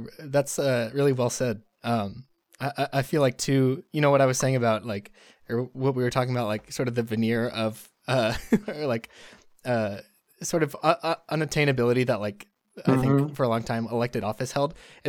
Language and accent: English; Plano, Texas, United States; moved away; we're from, or I grew up in Plano and we both lived there